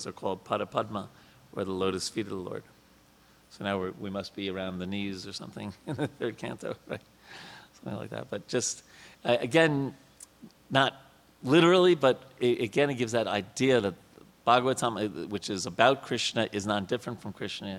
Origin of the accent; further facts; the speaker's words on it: New York, United States; I was a kid growing up in New York